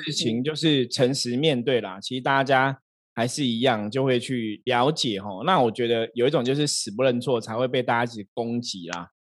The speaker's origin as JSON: {"language": "Chinese", "country": "Taiwan", "said": "我们都是台湾人"}